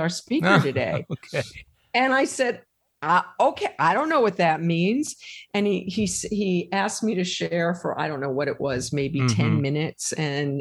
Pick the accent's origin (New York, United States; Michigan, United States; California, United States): New York, United States; I grew up in New York in the late 50s and 60s